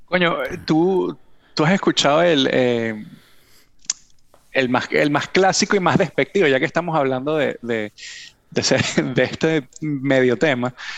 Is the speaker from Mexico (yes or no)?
no; Venezuela; accent: Venezuelan; now in United States